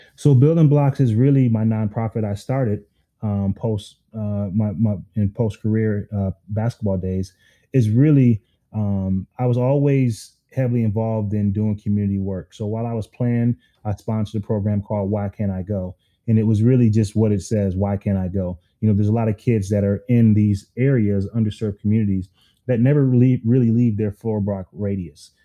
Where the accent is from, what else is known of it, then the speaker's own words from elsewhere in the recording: Minneapolis, Minnesota, United States; I was I'm from North Minneapolis, and um, everyone knows it's it's one of those underserved communities that um, I was able to have some success